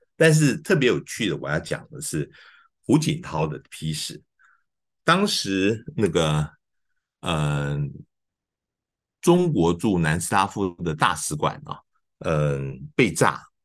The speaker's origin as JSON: {"language": "Chinese", "country": "Taiwan", "said": "我们是台湾的人"}